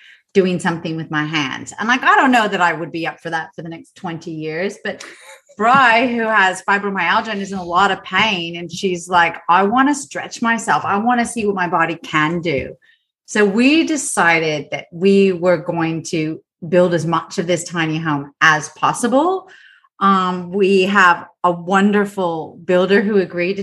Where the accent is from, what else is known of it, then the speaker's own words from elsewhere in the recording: United States; now in Australia; I'm American